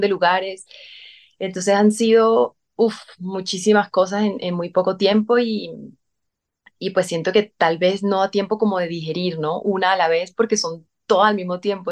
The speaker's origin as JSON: {"language": "Spanish", "town": "San Cristóbal", "region": "Táchira", "country": "Venezuela", "tie": "born or raised there", "moved": "yes", "said": "yo desde chiquitica hacía teatro en San Cristóbal"}